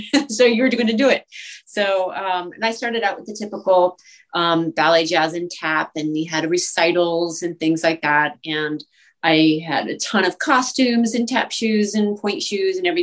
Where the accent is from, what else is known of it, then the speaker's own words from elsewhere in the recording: East Coast, United States; moved away as an adult; also born or lived in Boston / Western Massachusetts / New York; now in Los Angeles, United States; I'm from the East Coast originally, and I danced in Boston, and I went to school in Western Massachusetts and at Boston University